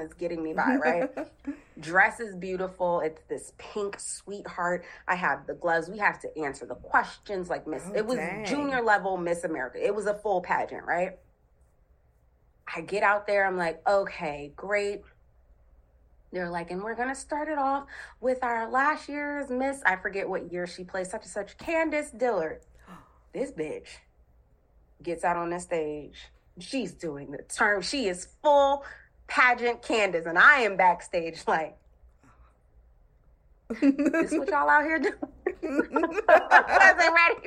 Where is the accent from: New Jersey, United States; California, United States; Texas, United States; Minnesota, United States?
New Jersey, United States; I'm from Jersey